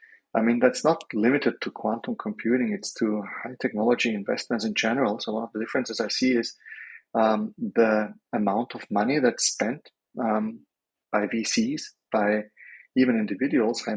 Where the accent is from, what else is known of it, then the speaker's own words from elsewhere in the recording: Austria; So as a European, I'm from Austria.